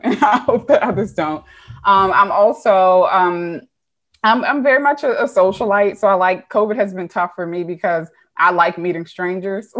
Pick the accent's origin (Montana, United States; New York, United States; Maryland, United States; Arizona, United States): Maryland, United States; Baltimore; moved away as an adult; also born or lived in Woodlawn, Maryland / New Jersey; I am originally from Baltimore. Um, I was born in Mercy